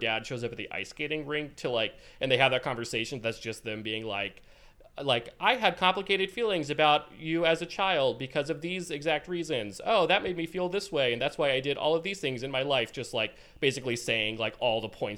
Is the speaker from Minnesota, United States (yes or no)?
no; Oregon, United States; Oregon, my home state